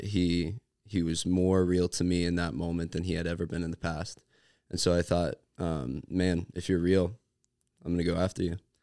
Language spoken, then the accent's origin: English; Cincinnati, Ohio, United States; I'm from Cincy